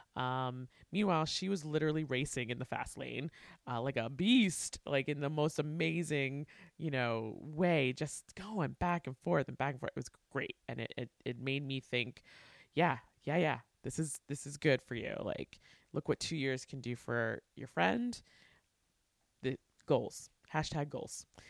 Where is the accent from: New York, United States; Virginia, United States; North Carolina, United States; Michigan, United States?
New York, United States; I grew up in New York